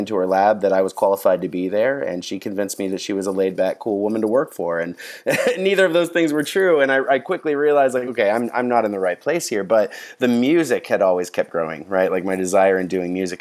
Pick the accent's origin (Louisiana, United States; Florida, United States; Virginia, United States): Florida, United States; DeLand; moved away as an adult; also born or lived in Chicago; now in Nashville, United States; I spent third grade through senior year all in the same small town in Central Florida, a little town called DeLand